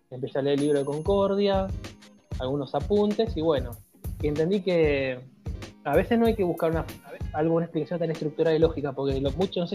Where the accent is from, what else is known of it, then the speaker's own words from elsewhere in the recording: Guayaquil, Guayas, Ecuador; bueno, yo soy de Ecuador, soy de Guayaquil.